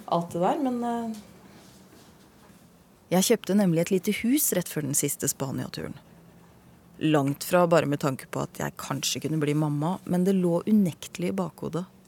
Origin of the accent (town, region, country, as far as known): Hvaler, Østfold, Norway